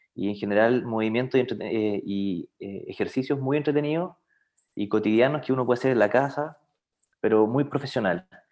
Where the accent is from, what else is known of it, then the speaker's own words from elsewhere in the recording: Los Ángeles, Biobío, Chile; moved away as an adult; now in Concepción, Chile; oriundo de Los Ángeles